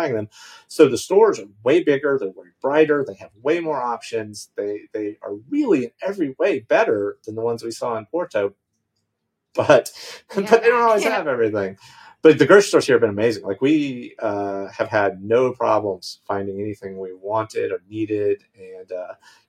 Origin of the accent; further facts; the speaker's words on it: United States; moved away as an adult; also born or lived in Washington, D.C.; now in Madeira, Portugal; being an American